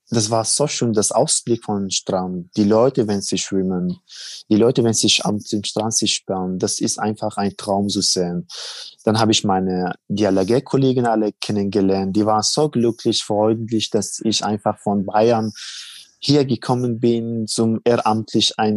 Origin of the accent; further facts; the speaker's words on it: Helmand, Afghanistan; German is a second language; now in Germany; Also ich bin, also ich war im Helmund äh, bei meinem Heimatland im Krieg ehrenamtlich ja.